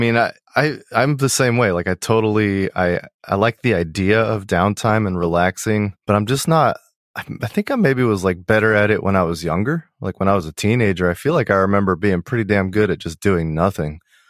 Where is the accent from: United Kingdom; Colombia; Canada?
Colombia; also born or lived in Cerritos, California, United States; But by the time I was 6 months old, my parents moved back to Colombia, where they're from.